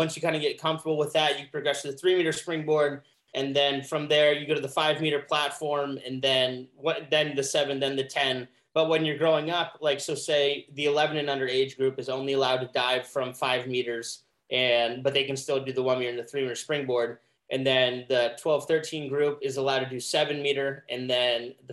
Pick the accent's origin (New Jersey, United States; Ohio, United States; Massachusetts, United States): Ohio, United States; Columbus; also born or lived in Cincinnati, Ohio / Florida Keys; we moved from Cincinnati to Columbus when I was 7